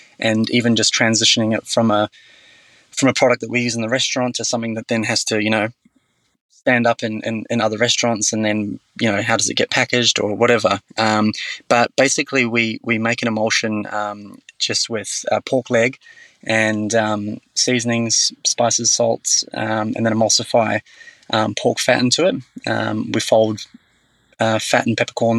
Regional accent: New Zealand; now in Australia; I grew up in New Zealand

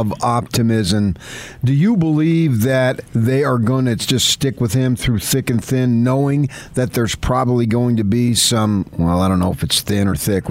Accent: Morris County, New Jersey, United States; moved away; also born or lived in Essex County, New Jersey; I was born in Essex County, grew up in Morris County

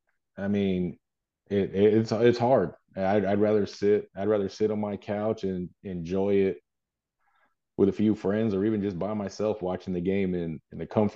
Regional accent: Texas, United States; people always ask me, are you from New York? No, I'm from Texas.

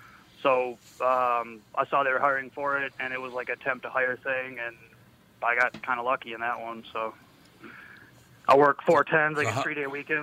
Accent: Lino Lakes, Minnesota, United States; I grew up in Lino Lakes.

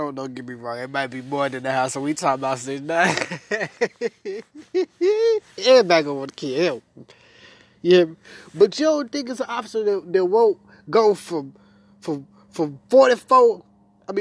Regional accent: Memphis, Tennessee, United States; I was brought up in Memphis. North Memphis, to be exact.

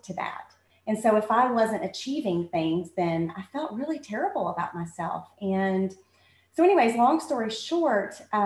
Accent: Bassett, Virginia, United States; I grew up in Bassett, Virginia

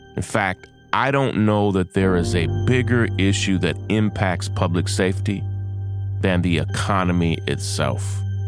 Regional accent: Lexington, United States; my hometown of Lexington

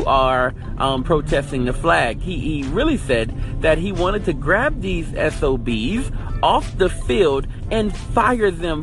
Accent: Louisiana, United States; grew up in Louisiana. I lived in Louisiana

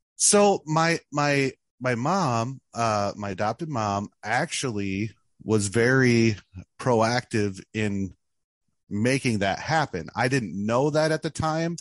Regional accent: Mackinaw, Illinois, United States; also born or lived in Danville, Illinois; I was born in Danville, Illinois, uh, which is kind of on the Indiana border. And I was raised in Mackinac, Illinois, which is kind of central Illinois

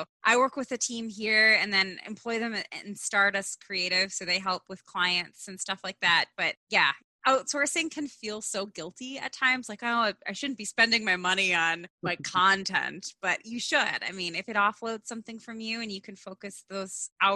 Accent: North Midwest, United States; I know we're both from the North Midwest

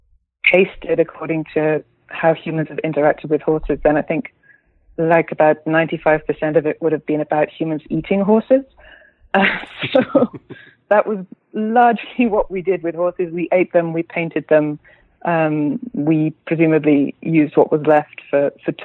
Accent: United Kingdom; moved away as an adult; now in Berlin, Germany; I'm a British writer. I live in Berlin

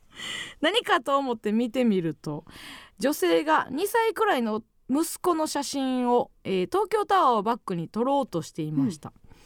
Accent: Kansai, Osaka, Japan; 地元大阪関西

